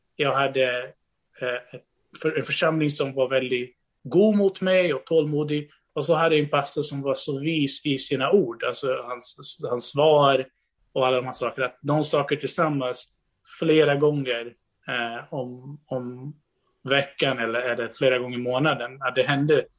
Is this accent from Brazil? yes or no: yes; Brazil; now in Sweden; jag är född och uppvuxen i Brasilien innan jag flyttade till Sverige